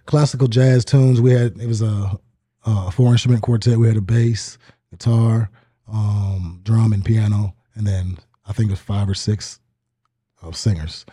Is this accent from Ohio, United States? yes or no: no; Sitka, Alaska, United States; moved away; I grew up in a island called Sitka, Alaska